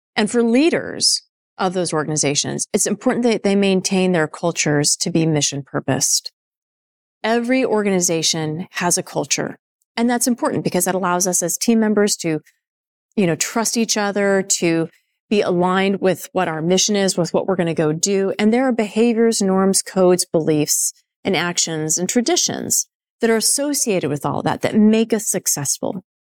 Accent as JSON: {"language": "English", "area": "Nevada", "region": "Colorado", "country": "United States", "tie": "born or raised there", "also_born_or_lived": "Indiana", "moved": "as an adult", "said": "I was growing up in Nevada and then Colorado."}